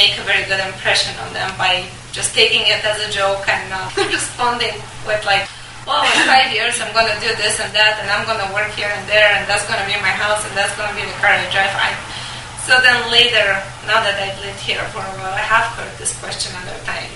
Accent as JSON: {"language": "English", "country": "Bulgaria", "moved": "yes", "said": "My husband is American, I'm from Bulgaria"}